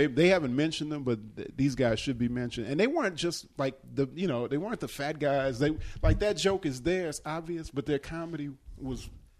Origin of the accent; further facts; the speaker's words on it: Midwest, United States; We were in the Midwest. So we came from the Midwest and basically established this beachhead, this whatever, on the East Coast.